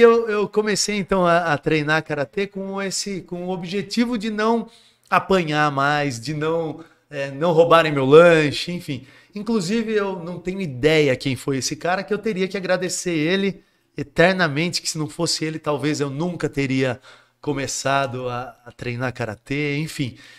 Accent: Jundiaí, São Paulo, Brazil; also born or lived in Guarujá; eu nasci no Guarujá. Certo. Aí, com sete anos, os meus pais se separaram, eu voltei, minha mãe voltou para Jundiaí que é de onde ela sempre foi. E, consequentemente, nós mudamos para Jundiaí

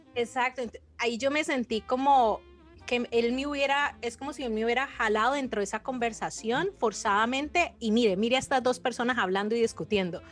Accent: Colombia; moved away as an adult; now in United States; Vivo en Estados Unidos, pero soy colombiana. Llevo aquí nueve años.

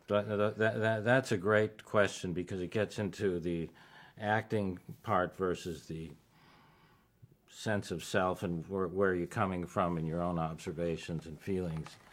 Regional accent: Tucson, Arizona, United States; also born or lived in Chicago; growing up in Tucson, Arizona.

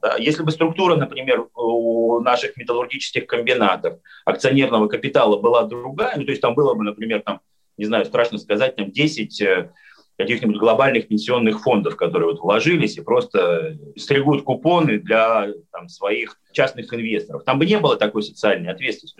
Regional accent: Magnitogorsk, Chelyabinsk Oblast, Russia; вот моя Челябинская область, родная, любимая, я из Магнитогорска

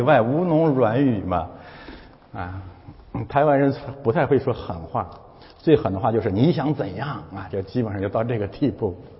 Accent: China; moved away as an adult; 我们中国人怎么这么有智慧啊？

